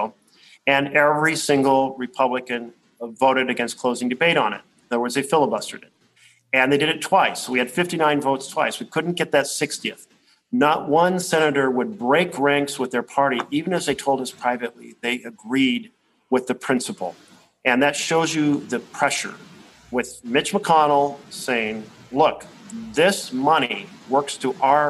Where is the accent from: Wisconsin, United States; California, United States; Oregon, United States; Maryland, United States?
Oregon, United States; I come from Oregon